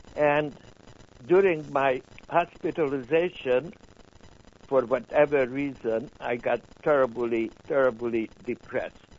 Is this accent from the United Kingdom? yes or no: no; Budapest, Hungary; English is a second language; moved away as an adult; now in United States; I was born in 1936 in Budapest